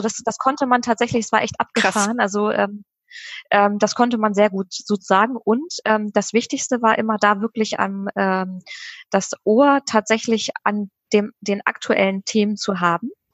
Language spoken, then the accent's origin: German; Bremen, Germany; moved away as an adult; now in Oldenburg, Germany; tatsächlich gebürtige Bremerin, bin tatsächlich Herzensbremerin immer geblieben, obwohl ich ähm, jetzt in Oldenburg wohne